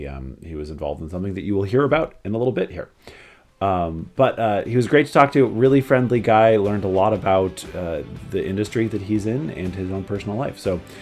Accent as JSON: {"language": "English", "town": "Portland", "region": "Oregon", "country": "United States", "tie": "born or raised there", "said": "I grew up in Hillsdale, so not far at all."}